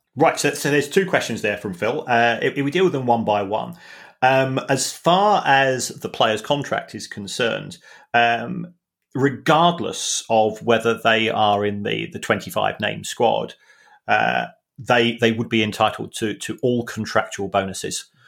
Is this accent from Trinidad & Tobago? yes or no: no; London, United Kingdom; we are both from South London, working class families